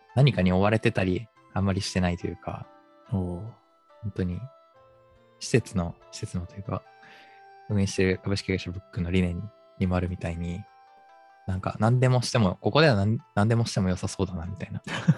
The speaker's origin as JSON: {"language": "Japanese", "region": "Aichi", "country": "Japan", "tie": "born or raised there", "moved": "yes", "lives_now": "Tokyo, Japan", "said": "地元が愛知県なので、そこに帰省して"}